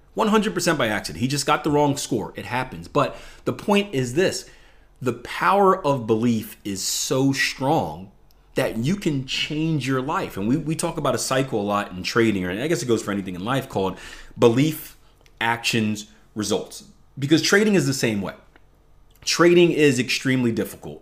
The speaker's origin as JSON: {"language": "English", "town": "Philadelphia", "region": "Pennsylvania", "country": "United States", "tie": "born or raised there", "said": "I come from the Philadelphia, um, public education system, which is one of the worst in the country"}